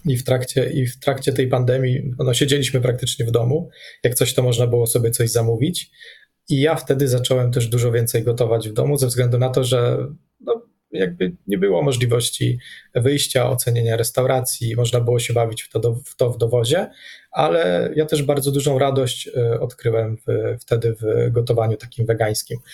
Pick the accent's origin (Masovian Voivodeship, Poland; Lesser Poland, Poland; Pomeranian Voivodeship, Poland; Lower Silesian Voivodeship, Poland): Masovian Voivodeship, Poland; Radom; moved away; also born or lived in Warsaw; My ogólnie pochodzimy, znaczy ja z Radomia